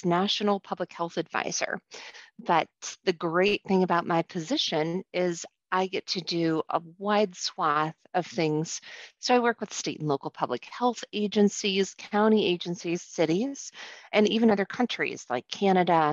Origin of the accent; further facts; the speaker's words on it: St. Louis, Missouri, United States; now in Iowa, United States; I was raised in St. Louis